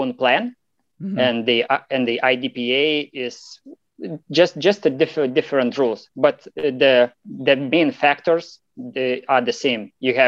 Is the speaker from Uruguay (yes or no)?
no; Lithuania; I'm from Lithuania. It's Eastern Europe